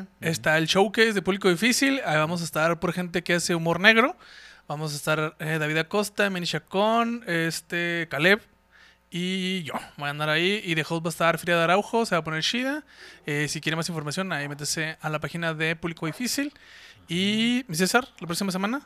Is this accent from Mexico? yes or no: yes; Mexico; also born or lived in Ciudad Juárez, Chihuahua; nosotros los mexicanos